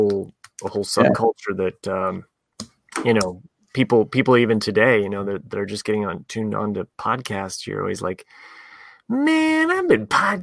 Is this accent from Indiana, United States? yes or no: yes; Indiana, United States; moved away; being a Hoosier